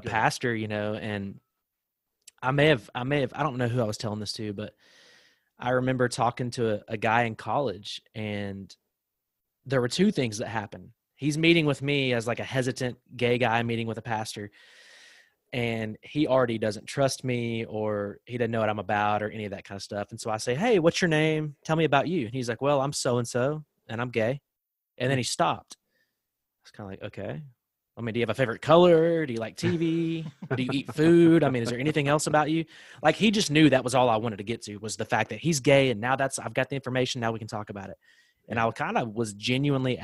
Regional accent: the South, United States; growing up in the South, like where we're from

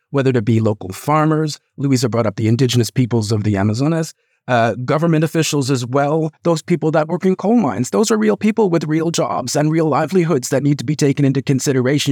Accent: Canada; now in United Kingdom; I'm originally from Canada. Now, I'm probably never going to ever move back there

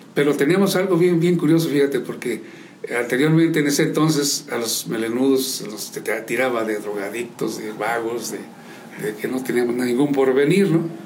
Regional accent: San Juan del Río, Querétaro, Mexico; born or raised there; also born or lived in Loreto, Zacatecas / Pabellón de Arteaga, Aguascalientes

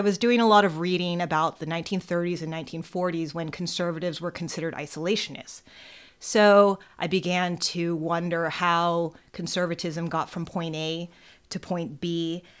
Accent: California, United States; growing up in California and studying California history

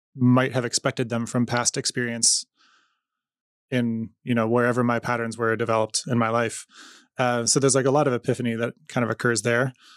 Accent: United States; I'm an American in Iran in two thousand fourteen.

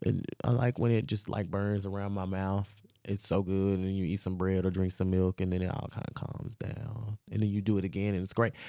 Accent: Louisiana, United States; I am from Louisiana

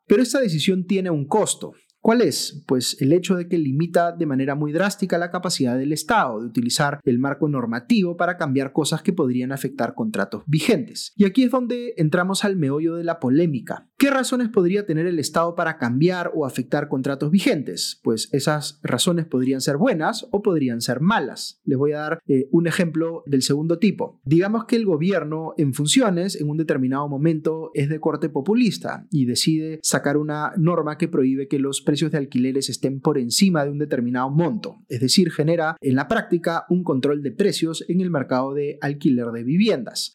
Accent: Peru

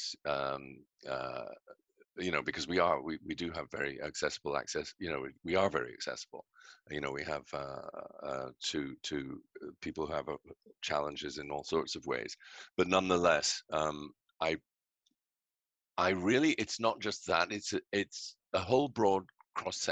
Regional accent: Scotland, United Kingdom; now in Canada; you can hear I'm British, I'm from Scotland

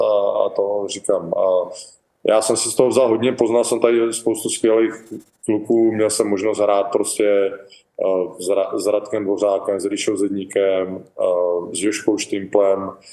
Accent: Czechia; moved away as an adult; also born or lived in Nashville, United States; now in Florida, United States; jsem Čech

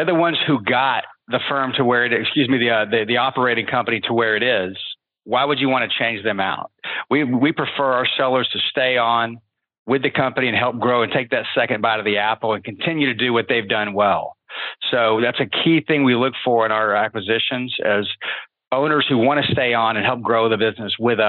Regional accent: Midwest, United States; Yeah, so we're from the Midwest.

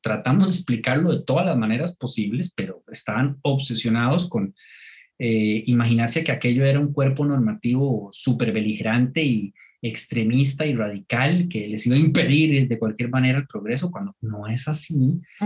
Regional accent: Turrialba, Cartago, Costa Rica; yo soy de, de Turrialba

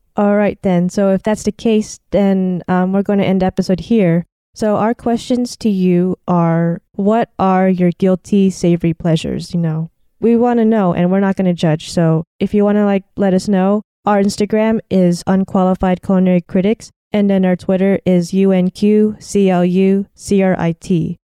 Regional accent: United States; I grew up in America

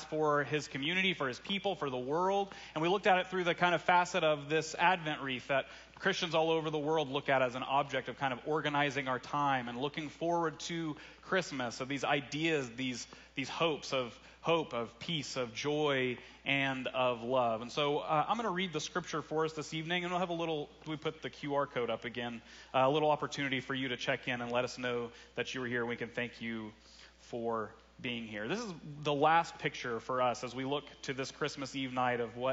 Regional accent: Russellville, Arkansas, United States; my hometown, Russellville, Arkansas

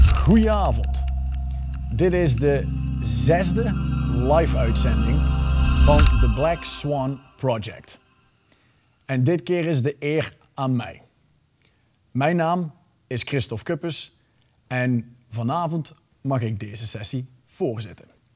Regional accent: Belgium; ik ben Belg.

